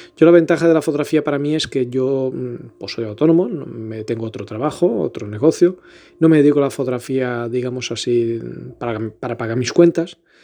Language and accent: Spanish; Elvas, Portalegre District, Portugal; moved away as an adult; also born or lived in Lisbon; now in Badajoz, Spain; Soy portugués de Lisboa, nacido y criado en Elvas, pero resido en Badajoz, Extremadura, España, hace ya muchos años, 14 si no me equivoco